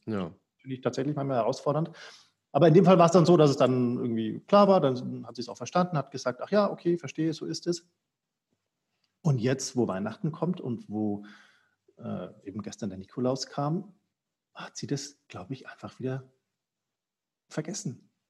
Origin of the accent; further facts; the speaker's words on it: Franconia, Bavaria, Germany; ich bin ja aus Franken, also Norden von Bayern